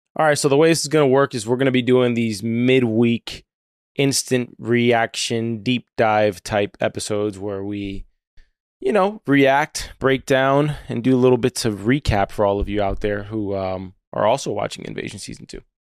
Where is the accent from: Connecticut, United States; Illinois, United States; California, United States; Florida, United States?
Florida, United States; having been born and raised in Florida.